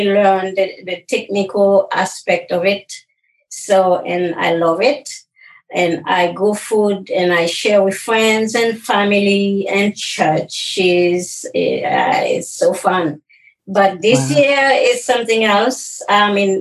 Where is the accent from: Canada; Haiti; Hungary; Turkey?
Haiti; moved away as an adult; now in United States; I grew up in Haiti. I moved here. I was 24.